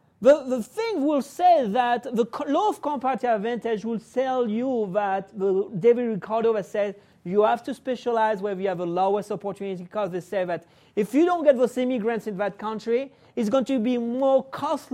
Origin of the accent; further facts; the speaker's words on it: France; also born or lived in Spain (ancestry); now in United States; I was born in France. My family is Spanish. I came to the U.S.